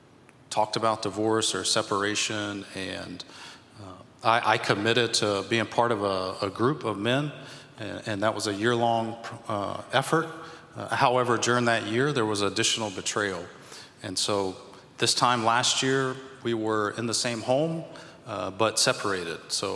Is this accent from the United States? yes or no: yes; South Carolina, United States; moved away; We're both from South Carolina. We're a military family. So we've been around the states for a while.